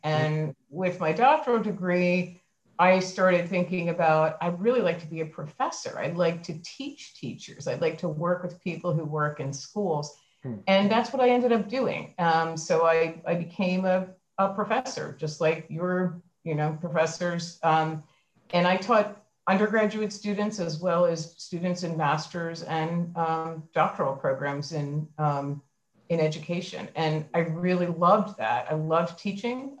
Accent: Philadelphia, Pennsylvania, United States; also born or lived in New York City; I was born in in Philadelphia and grew up um, in in Philadelphia

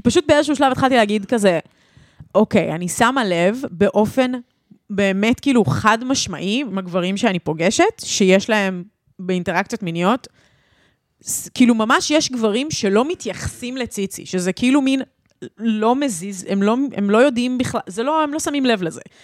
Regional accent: Ra'anana, Central District, Israel; גדלנו שתינו ברעננה

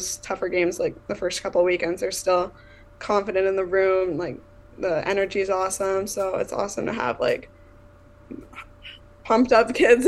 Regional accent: Chatsworth, Ontario, Canada; also born or lived in Cambridge, Ontario; now in Rochester, United States; I'm from Chatsworth, Ontario, Canada

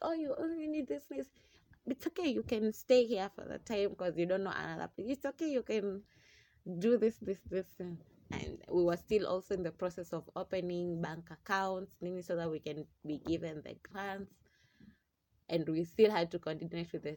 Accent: Mombasa, Mombasa County, Kenya; also born or lived in Kisumu; now in Nairobi, Kenya; I'm originally from Mombasa

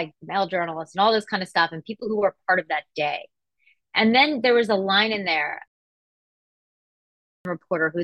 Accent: Atlanta, Georgia, United States; growing up in Atlanta, Georgia

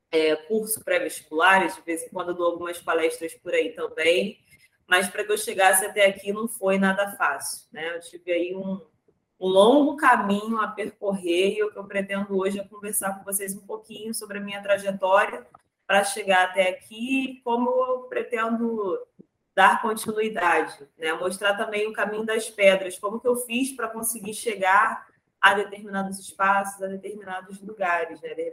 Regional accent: Rio de Janeiro, Brazil; eu sou daqui do Rio de Janeiro, né, para quem estiver ouvindo, sou carioca, cresci no subúrbio do Rio de Janeiro, de uma família majoritariamente negra

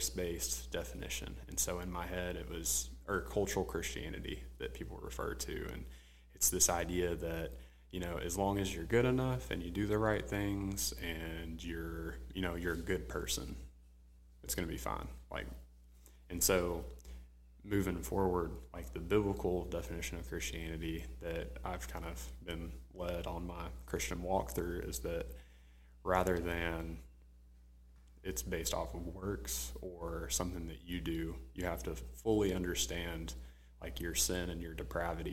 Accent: Jacksonville, Arkansas, United States; moved away as an adult; now in Little Rock, United States; I'm from Jacksonville originally, Jacksonville, Arkansas

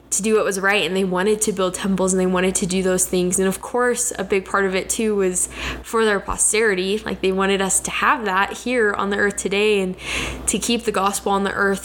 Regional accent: Kennewick, Washington, United States; moved away as an adult; now in Rexburg, United States; I grew up in Kennewick, Washington

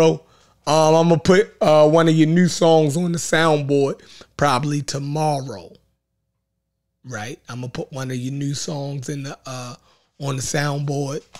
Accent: Baltimore, Maryland, United States; accent: Baltimore; Baltimore accent

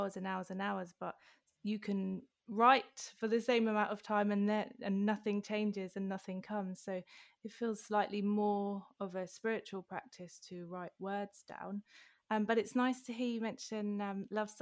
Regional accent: London, United Kingdom; moved away; when my mum left Wembley, for example, a few years ago, I thought, am I still from there

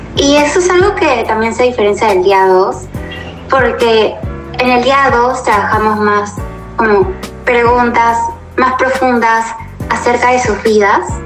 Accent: Lima, Peru; soy de Lima, Perú

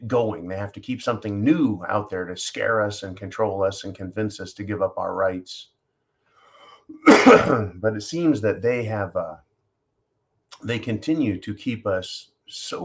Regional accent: United States; as an American young man

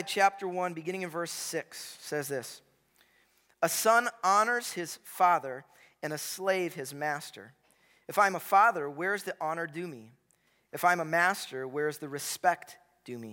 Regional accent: Chicago, Illinois, United States; I grew up in Chicago in the 90s.

